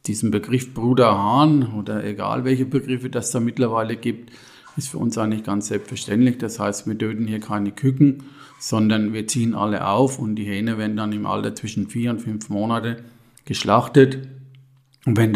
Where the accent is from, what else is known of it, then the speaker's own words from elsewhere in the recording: Ginolfs, Bavaria, Germany; ich bin aus Ginolfs, zum Marktober Elsbach im Biosphärenreservat Rhön bin 61 Jahre alt